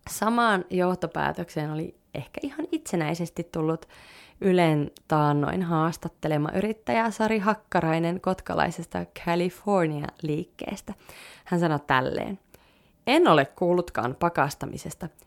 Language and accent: Finnish; Liminka, North Ostrobothnia, Finland; minä muistan, kun vein mun lempisammarit lukuisten paikkausten jälkeen roskikseen Limingassa, mistä mä oon kotoisin